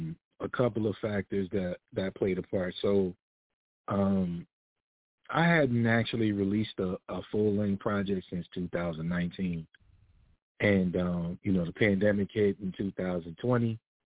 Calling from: Atlanta, Georgia, United States; I'm actually calling from Atlanta, Georgia.

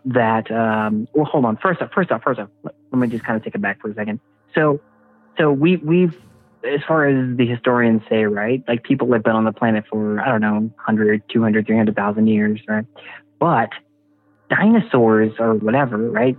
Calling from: Houston, Texas, United States; I'm calling from uh, from Houston

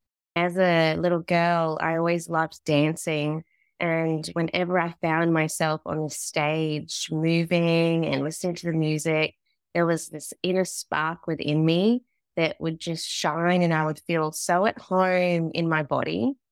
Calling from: Australia; I'm tuning in from Australia.

